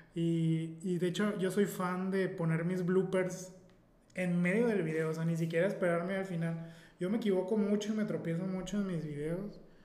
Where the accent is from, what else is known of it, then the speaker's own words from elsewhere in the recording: Mazatlán, Sinaloa, Mexico; soy un simple mazotleco